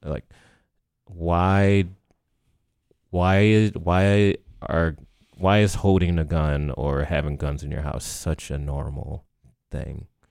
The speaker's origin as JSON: {"language": "English", "town": "Baltimore", "region": "Maryland", "country": "United States", "moved": "as an adult", "lives_now": "Lancaster, United States", "said": "I came to Lancaster from Baltimore"}